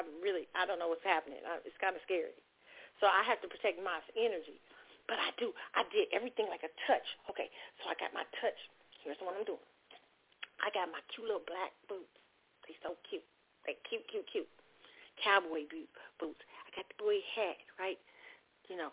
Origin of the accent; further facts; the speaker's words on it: Kansas City, United States; moved away; my hometown